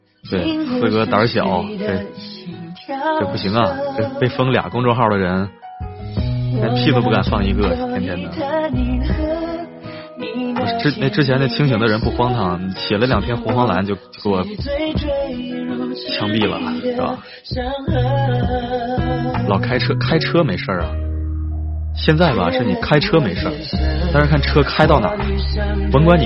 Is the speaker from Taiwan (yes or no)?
no; Inner Mongolia, China; moved away; 总能想起来老家来。这首歌想起我的家乡内蒙古。